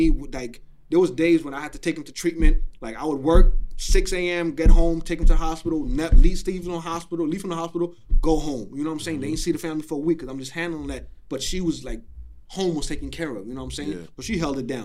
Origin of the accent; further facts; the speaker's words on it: New York City, New York, United States; I'm from Flatbush. I'm from Junction.